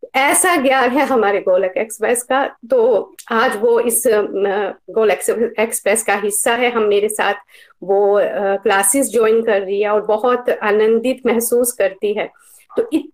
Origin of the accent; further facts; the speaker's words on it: Himachal Pradesh, India; now in Ludhiana, India; लुधियाना से basically uh, मैं हिमाचल प्रदेश से हूँ